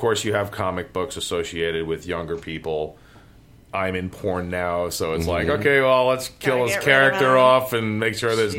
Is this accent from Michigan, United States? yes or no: no; New York City, New York, United States